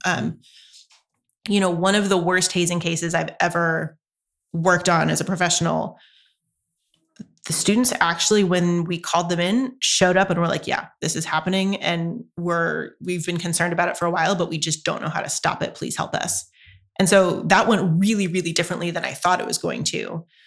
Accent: North Carolina, United States; moved away as an adult; now in Santa Barbara, United States; I grew up in North Carolina, so the culture is incredibly different there.

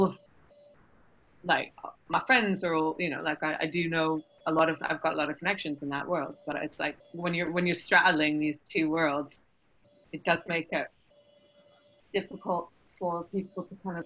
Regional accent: Canada; now in London, United Kingdom; I grew up in Canada

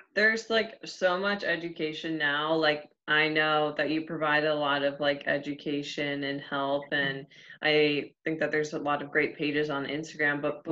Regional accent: Ohio, United States; moved away; I'm originally from Ohio

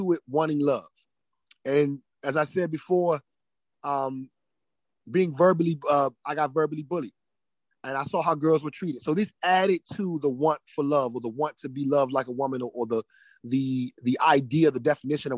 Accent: Prince George's County, Maryland, United States; I am homegrown DMV

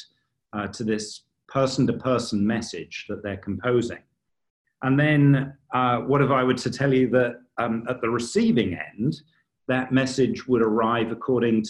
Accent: United Kingdom; moved away; my home country, the United Kingdom

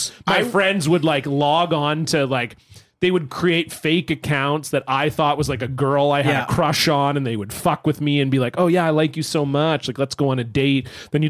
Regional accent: Florida, United States; I grew up in Florida near the water, so we were posting that we were at this bridge dicking around

